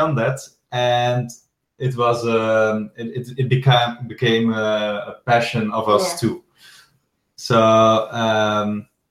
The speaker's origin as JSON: {"language": "English", "town": "Ghent", "region": "Flanders", "country": "Belgium", "said": "And I am from Ghent."}